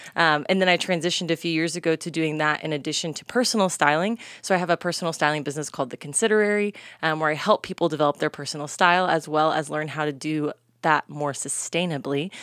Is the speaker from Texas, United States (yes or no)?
yes; North Texas, United States; I'm from Texas, born and bred in kind of the North Texas area